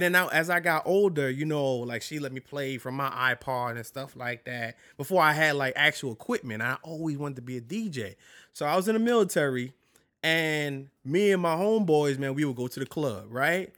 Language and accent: English; New York City, New York, United States; moved away as an adult; also born or lived in Barksdale, Louisiana; now in Louisiana, United States; I'm originally from New York